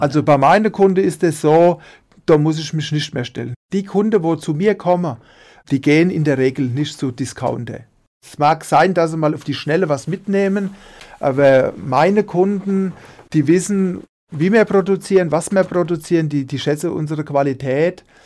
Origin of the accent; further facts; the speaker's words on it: Münster, Hesse, Germany; also born or lived in Dieburg; ich bin in Dieburg geboren, in der Fastnachtshochburg und wohnen tue ich in Münster, das Nachbarort von Dieburg